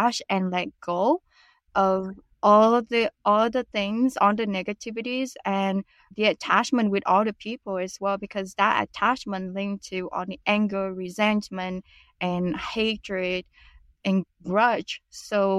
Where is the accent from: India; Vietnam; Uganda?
Vietnam; also born or lived in United States; now in Canada; go back to Vietnam and reinvent myself. I realized that I didn't want to stay in my home country